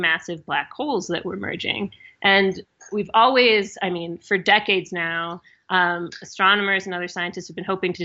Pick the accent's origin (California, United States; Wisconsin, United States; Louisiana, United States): Wisconsin, United States; I am from Wisconsin